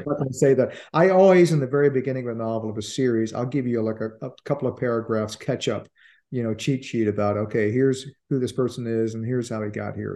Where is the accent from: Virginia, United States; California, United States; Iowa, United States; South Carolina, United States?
Virginia, United States; Richmond; moved away as an adult; now in Washington, D.C. area, United States; I was born in Richmond. I moved up to D C, the D C area in the mid-eighties to practice law.